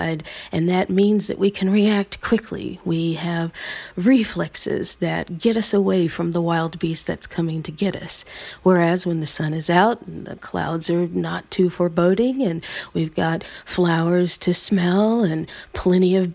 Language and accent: English; the South, United States; at a time when the KKK was active in my hometown, at a time when I could literally feel people looking through me instead of looking at me, invisibilizing me with their own ideas of what a black girl in the South should be able